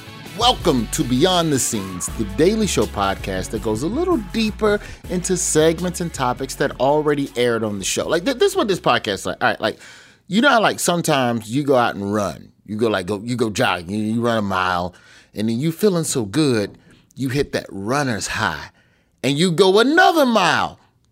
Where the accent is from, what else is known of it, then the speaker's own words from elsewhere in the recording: Alabama, United States; my home state of Alabama